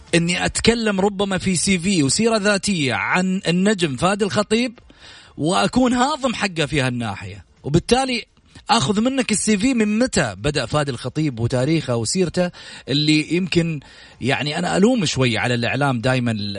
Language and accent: Arabic; Saudi Arabia; هذه عاداتنا دائما في ديرتنا كسعوديين